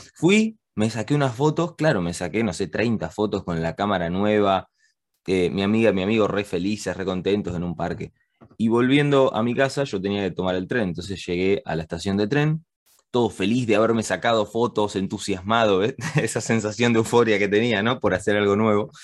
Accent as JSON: {"language": "Spanish", "country": "Argentina", "tie": "born or raised there", "also_born_or_lived": "Spain / England", "moved": "yes", "said": "yo nací acá en Argentina y después me fui a vivir con mi familia a España."}